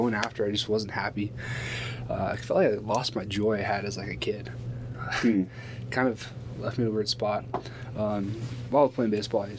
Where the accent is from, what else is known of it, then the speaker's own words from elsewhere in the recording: California, United States; moved away; from California, went to school out there, born and bred.